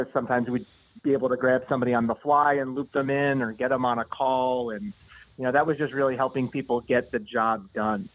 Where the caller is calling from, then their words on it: New Hampshire, United States; calling from up in New Hampshire